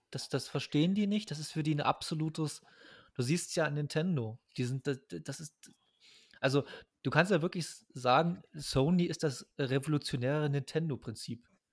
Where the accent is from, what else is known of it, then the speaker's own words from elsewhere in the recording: East Germany, Germany; Als Ostdeutscher